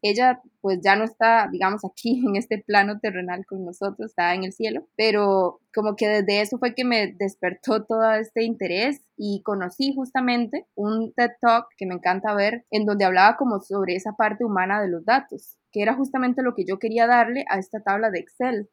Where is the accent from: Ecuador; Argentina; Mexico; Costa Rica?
Costa Rica; moved away as an adult; also born or lived in Panama; soy de Costa Rica